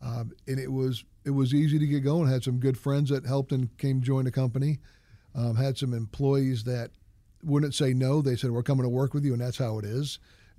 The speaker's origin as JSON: {"language": "English", "region": "New Hampshire", "country": "United States", "tie": "born or raised there", "said": "For me, I grew up in New Hampshire. So I like personal service. I grew up in a small town."}